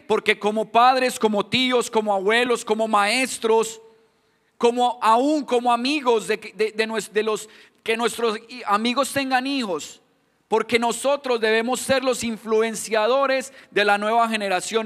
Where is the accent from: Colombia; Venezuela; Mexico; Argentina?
Colombia; accent: Colombian; moved away; yo me identifico por mi acento, ahí mismo me dicen, no, usted es colombiano